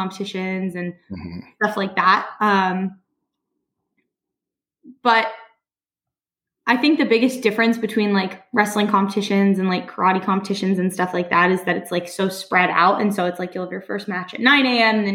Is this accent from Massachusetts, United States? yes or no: no; Denver, Colorado, United States; moved away as an adult; now in New Jersey, United States; I grew up in Denver, Colorado. I was born there and I live in New Jersey now. I moved here about 2 years ago.